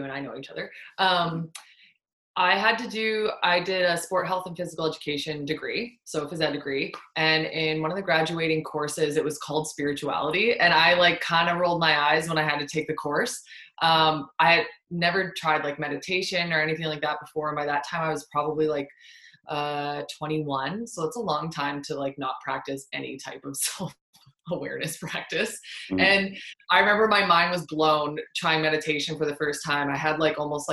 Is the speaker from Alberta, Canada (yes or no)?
yes; Fort McMurray, Alberta, Canada; my hometown in Fort McMurray